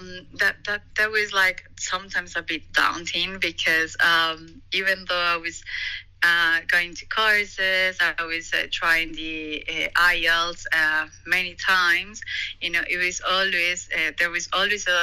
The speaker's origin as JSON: {"language": "English", "country": "Colombia", "also_born_or_lived": "London, United Kingdom", "moved": "as an adult", "lives_now": "United Kingdom", "said": "I'm a doctor from Colombia. I trained back there and I graduated in 2011, but I just moved to the UK in 2016"}